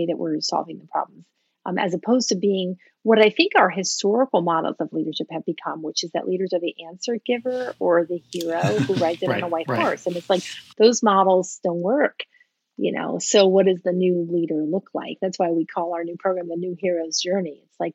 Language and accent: English; United States; first language English; I was born in the U.S., that English is my first language